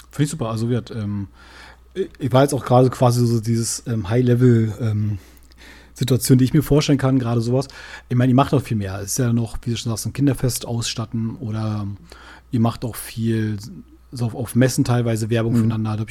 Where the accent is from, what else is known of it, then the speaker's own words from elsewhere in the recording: Berlin, Germany; Wir, man muss dazu sagen, wir sind ja beide Berliner.